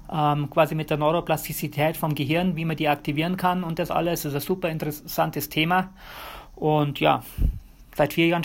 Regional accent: Bavaria, Germany; moved away as an adult; now in United States; Und ja, ich bin in Bayern aufgewachsen, Bayern geboren. Ähm, ich brauche Berge, ohne Berge geht es bei mir nicht.

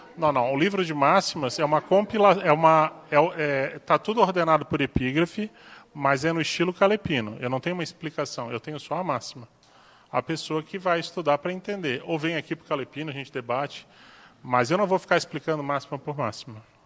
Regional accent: Florianópolis, Santa Catarina, Brazil; now in Foz do Iguaçu, Brazil; Florianópolis, que é minha terra

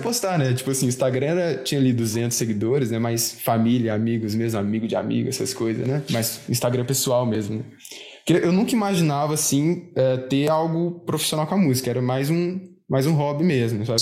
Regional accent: Uberlândia, Minas Gerais, Brazil; aqui de Berlândia, sou, sou de Minas

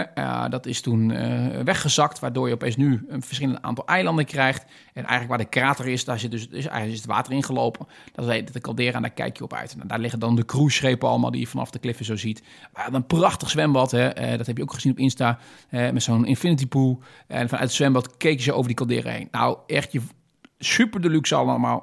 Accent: Netherlands; Ik ben een Nederlander

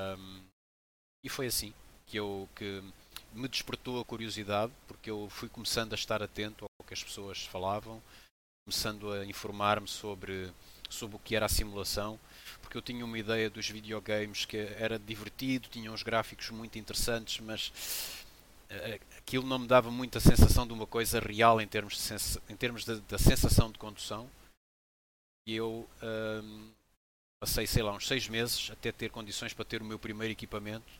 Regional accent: Portugal; also born or lived in Benguela, Angola; now in Lagoa, Portugal; eu nasci em Benguela, em Angola, e vim bem, bem jovem para Portugal, com 7 anos de idade

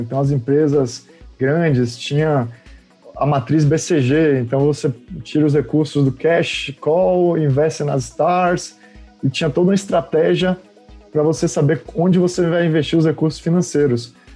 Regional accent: Salvador, Bahia, Brazil; moved away as an adult; also born or lived in Campinas; eu nasci na Bahia, então saí de Salvador quando tinha 18 anos.

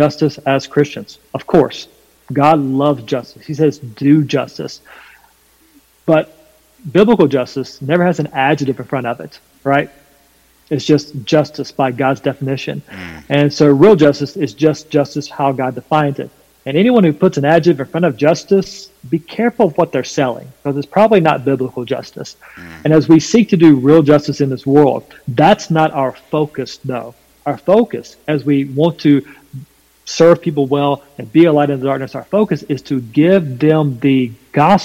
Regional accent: North Carolina, United States; accent: southern twang; I'm from North Carolina, there's a bit of a southern twang in my voice

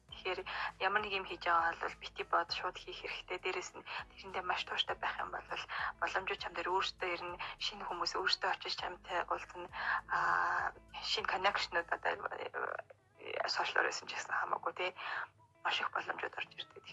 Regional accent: Mongolia; би Монгол улсаа төлөөлөд оролцсон

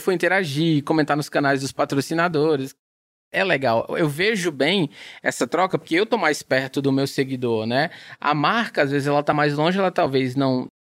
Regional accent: Ceará, Brazil; eu sou brasileiro, sou cearense

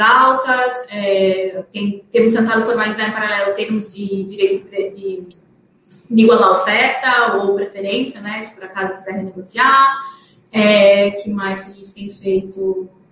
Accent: Paraná, Brazil; eu sou do Paraná

